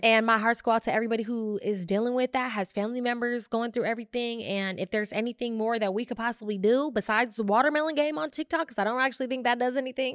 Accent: Bay Area, California, United States; I grew up in the Bay Area

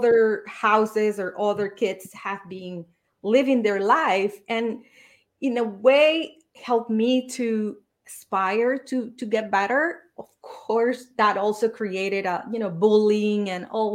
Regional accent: Venezuela; moved away; I was born and raised in Venezuela.

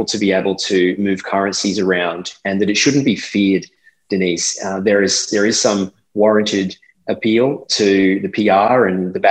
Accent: Australia; now in Dubai, United Arab Emirates; this was my culture in being an Australian

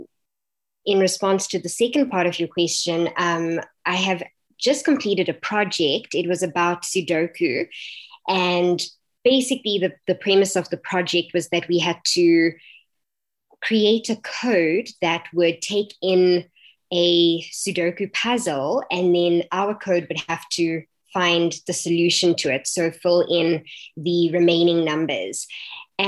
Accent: Johannesburg, Gauteng, South Africa; I am from Bedford View, Johannesburg. I was born and raised here.

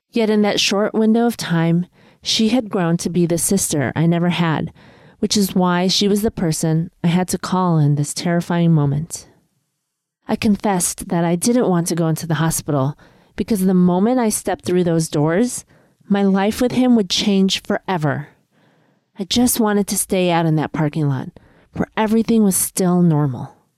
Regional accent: Chicago, Illinois, United States; also born or lived in East Coast, United States; now in Los Angeles, United States; I was born and raised in Chicago, then I moved out east, and now I'm out in Los Angeles

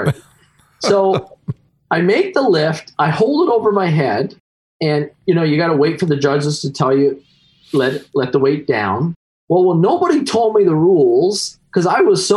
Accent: Canada; as every Canadian does, is at least back when I was growing up, hockey is my religion

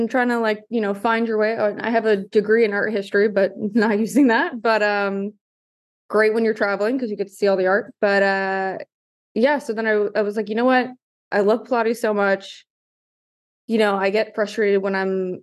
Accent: New York City, New York, United States; also born or lived in Manhattan; I'm originally from Staten Island, so full New Yorker

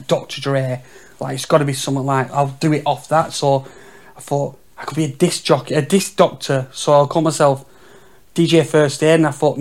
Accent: Leyland, North West England, United Kingdom; I'm from Leyland, actually, and there was like Leyland and Shirley, and like Park Hall's in between them both

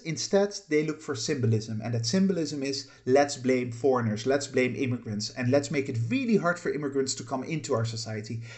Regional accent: Netherlands; moved away as an adult; also born or lived in United Kingdom; I, I haven't lived in the Netherlands for, uh, roughly twenty-six years now. Um, I lived there for the first eighteen years of my life

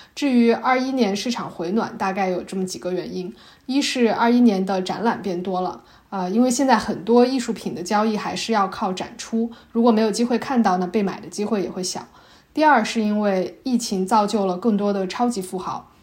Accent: Shanxi, China; 我的老家山西

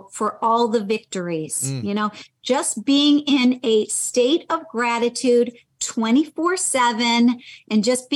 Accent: Michigan, United States; moved away; I'm from Michigan

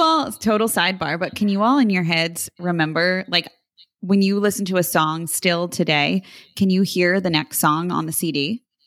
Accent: New Jersey, United States; growing up in South Jersey, I'm thinking of how we said water.

